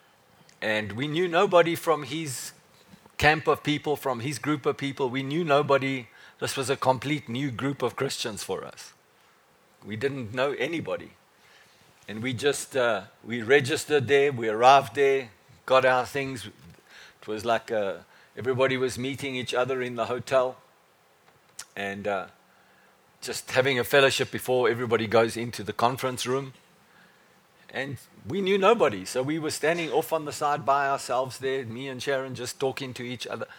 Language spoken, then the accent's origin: English; South Africa; I said, "From South Africa."